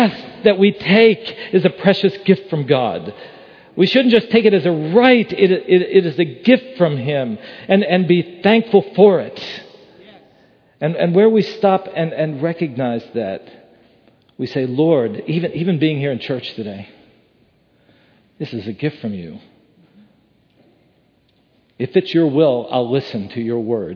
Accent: West Virginia, United States; I grew up in West Virginia.

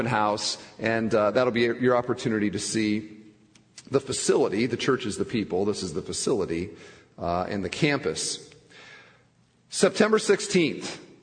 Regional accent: Iowa, United States; now in Crown Point, United States; I'm from Iowa

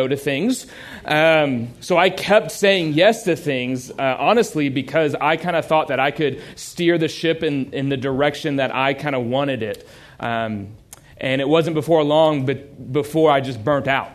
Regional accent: Houston, Texas, United States; I grew up in a little place called Houston

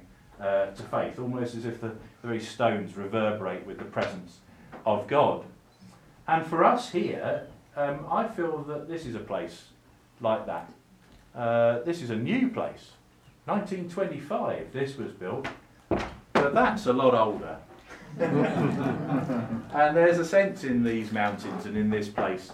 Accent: Attleborough, East of England, United Kingdom; That's my hometown

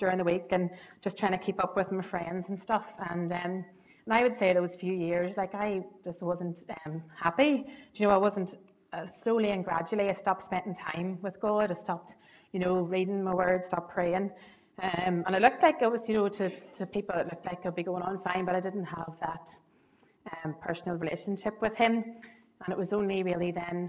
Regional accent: Ballybay, County Monaghan, Ireland; I'm from Monaghan originally. So I've known the privilege of knowing Trevor Esther since I was knee-high to a grasshopper. I was brought up in Monaghan near Bally Bay

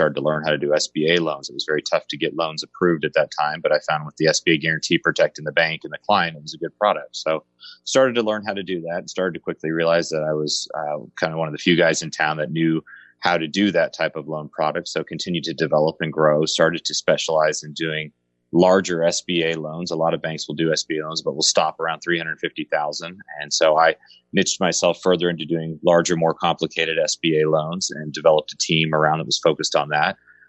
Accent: Colorado, United States; now in Kansas City, United States; I'm from Colorado area originally, but moved around a lot. My dad was with the airline industry, but ended up moving to Kansas City to go to Rockhurst University.

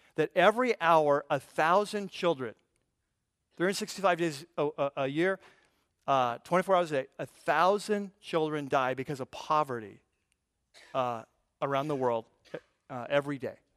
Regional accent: United States; We're American, we're American Christian

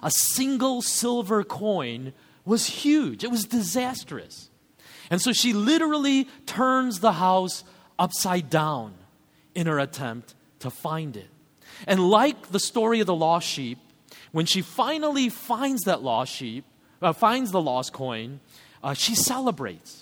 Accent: United States; as an American reader of this story

